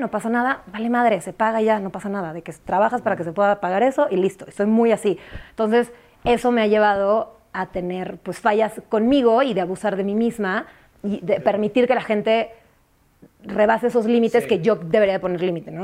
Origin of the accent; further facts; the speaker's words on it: San Antonio, Texas, United States; moved away; also born or lived in Mexico City, Mexico; aunque soy del DF, crecí en San Antonio y estoy rodeada de mucha gente de provincia